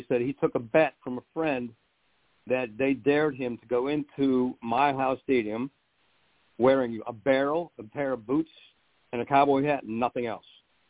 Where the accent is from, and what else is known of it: Pittsburgh, Pennsylvania, United States; born or raised there